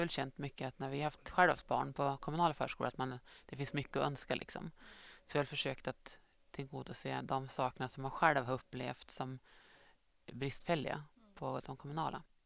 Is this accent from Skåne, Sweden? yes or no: no; Östersund, Jämtland, Sweden; moved away as an adult; also born or lived in Gothenburg; now in Strömsund, Sweden; jag kommer från Östersund men har bott sedan i Göteborg i några år innan jag flyttade tillbaka till